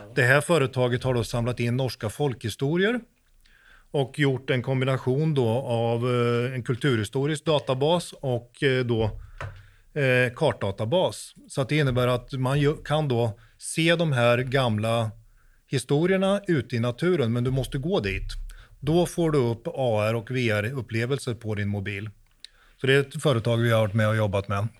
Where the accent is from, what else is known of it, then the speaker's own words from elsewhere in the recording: Sweden; now in Norway; jag är svensk, men jag bor i Norge